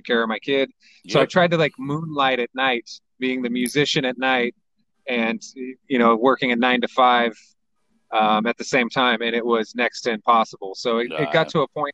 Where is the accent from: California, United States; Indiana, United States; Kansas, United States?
California, United States; San Diego; I was born and raised in San Diego.